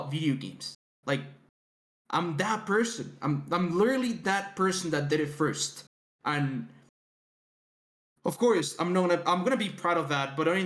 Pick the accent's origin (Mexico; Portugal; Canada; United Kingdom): Mexico; I'm from Mexico